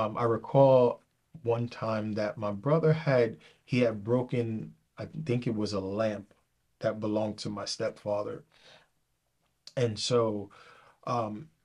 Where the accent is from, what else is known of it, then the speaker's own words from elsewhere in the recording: New York City, New York, United States; I was brought up in New York City